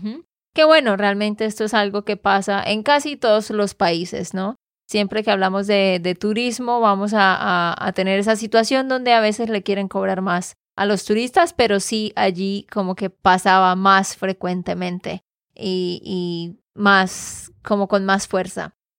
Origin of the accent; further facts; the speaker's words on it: Santander, Colombia; de Santander, Colombia